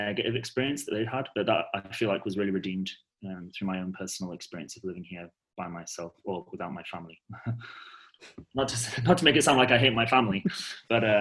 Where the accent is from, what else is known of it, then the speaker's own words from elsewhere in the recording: United Kingdom; moved away as an adult; also born or lived in Netherlands; now in Amsterdam, Netherlands; I'm from the UK, in case you couldn't tell from my beautiful accent